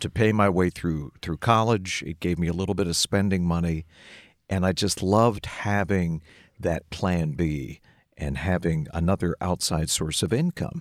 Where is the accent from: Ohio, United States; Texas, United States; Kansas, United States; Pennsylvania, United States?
Pennsylvania, United States; Lancaster; moved away as an adult; also born or lived in Minneapolis / Chicago; I grew up in the Amish country of Lancaster, P A, west of Philly